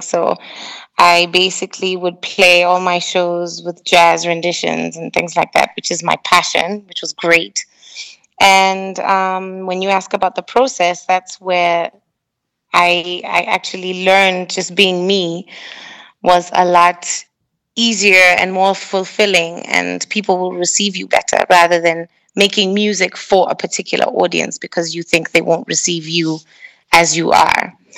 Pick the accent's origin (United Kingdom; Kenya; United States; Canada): Kenya; moved away; a Kenyan artist